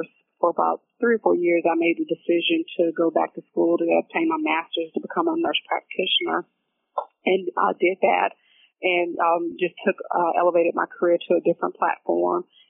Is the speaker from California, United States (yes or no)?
no; Athens, Georgia, United States; I'm originally from Athens, Georgia